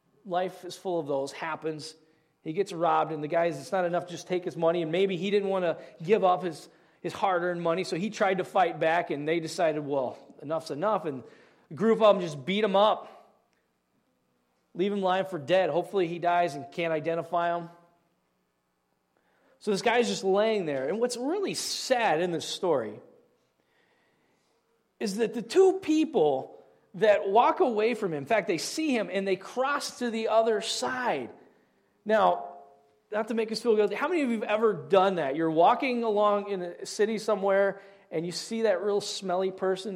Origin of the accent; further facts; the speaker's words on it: Southeast Indiana, United States; I grew up in Southeast Indiana.